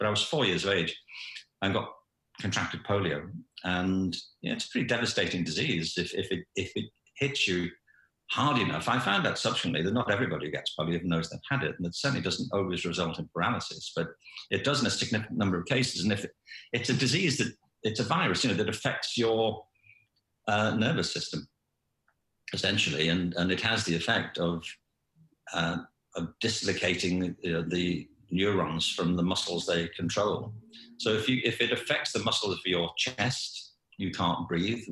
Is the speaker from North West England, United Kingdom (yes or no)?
yes; Liverpool, North West England, United Kingdom; I was born in Liverpool in 1950